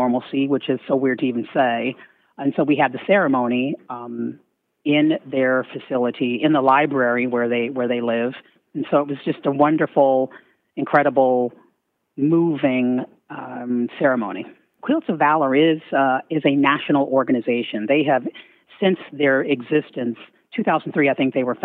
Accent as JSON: {"language": "English", "town": "Fort Leonard Wood", "region": "Missouri", "country": "United States", "tie": "born or raised there", "also_born_or_lived": "Germany", "said": "I grew up, after one stint in Germany, I grew up in Fort Leonard Wood, Missouri."}